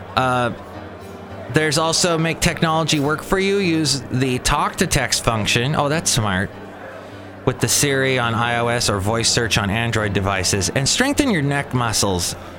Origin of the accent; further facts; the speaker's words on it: California, United States; accent: California; also born or lived in Alabama; my accent, my California accent